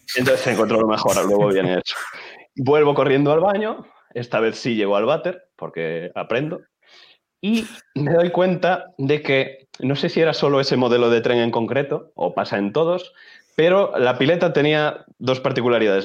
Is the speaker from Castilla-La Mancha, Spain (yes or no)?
no; Chantada, Galicia, Spain; moved away as an adult; now in Santiago de Compostela, Spain; Soy de Galicia, soy de un ah, pueblo que se llama Chantada, sí, y estoy estudiando en Santiago